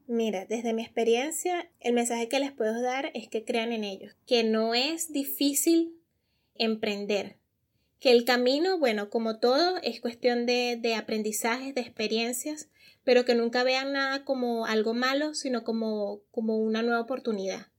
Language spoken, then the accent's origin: Spanish; Venezuela; also born or lived in Germany; now in Peru; nosotros como venezolanos